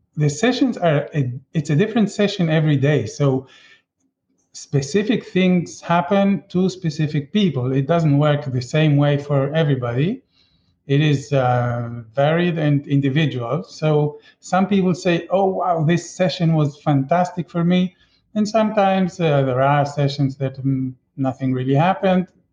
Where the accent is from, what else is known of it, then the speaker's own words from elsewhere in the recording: Israel; now in Chile; I grew up in Israel